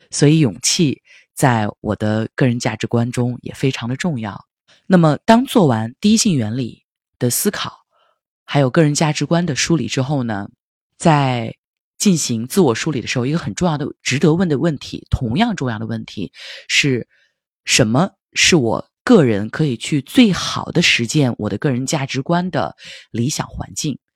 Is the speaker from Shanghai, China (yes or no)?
no; Linfen, Shanxi, China; moved away; also born or lived in Silicon Valley, California / New York; 会有两三周就回到山西临汾平阳我的家乡